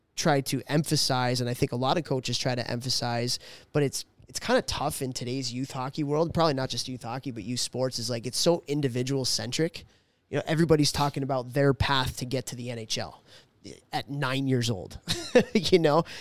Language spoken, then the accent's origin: English; Chicago, Illinois, United States; growing up in Chicago